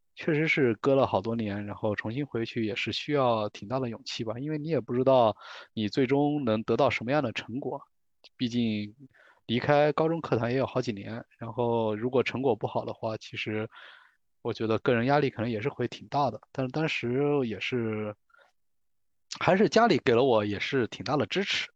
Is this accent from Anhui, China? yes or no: yes; southern Anhui, China; moved away as an adult; now in Beijing, China; 我是来自一个安徽皖南的一个小县城